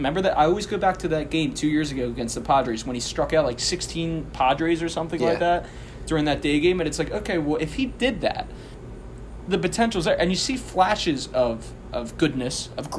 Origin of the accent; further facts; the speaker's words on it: Ireland; And being an Irish person, it was very hard for me not to pick up a drink before we gathered and did this show.